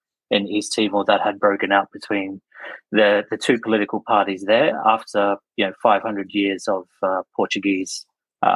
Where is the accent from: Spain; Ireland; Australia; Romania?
Australia; Darwin, Northern Territory; moved away as an adult; also born or lived in London / Adelaide; now in Sydney, Australia; I'm born and raised in Darwin in the Northern Territory